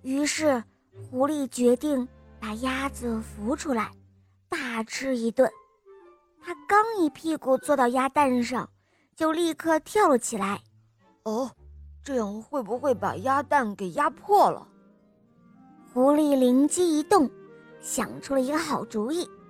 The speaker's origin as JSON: {"language": "Chinese", "region": "Henan", "country": "China", "said": "今年五岁了，我来自河南"}